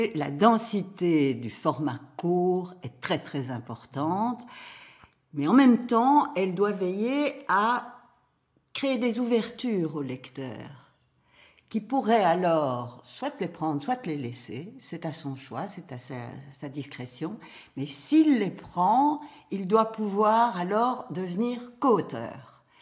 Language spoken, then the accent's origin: French; Brussels, Brussels-Capital Region, Belgium; Bruxelles, qui est ma ville natale